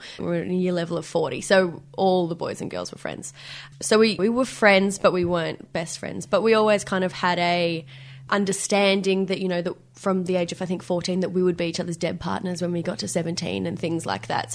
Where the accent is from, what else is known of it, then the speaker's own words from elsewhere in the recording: Benalla, Victoria, Australia; moved away as an adult; now in Melbourne, Australia; And we moved to this tiny country town called Benalla.